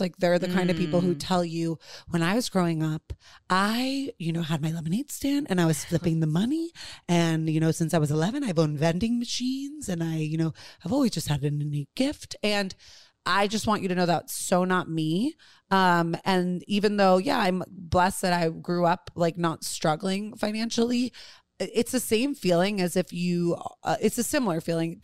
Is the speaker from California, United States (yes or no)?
no; New York City, New York, United States; I grew up with tremendous privilege on the Upper East Side of Manhattan